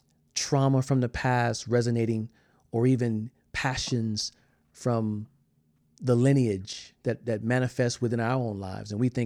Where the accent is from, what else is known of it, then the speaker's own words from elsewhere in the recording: South Carolina, United States; I'm from South Carolina.